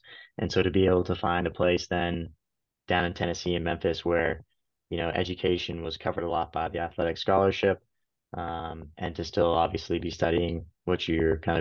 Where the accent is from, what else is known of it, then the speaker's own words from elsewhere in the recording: Canada; moved away as an adult; also born or lived in United States; work in the US as a Canadian